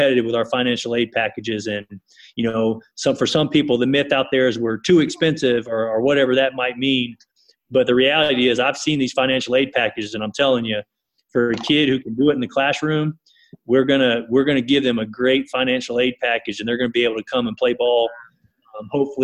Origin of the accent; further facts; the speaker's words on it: East Texas, United States; now in Kansas, United States; I grew up in East Texas and wound up in Kansas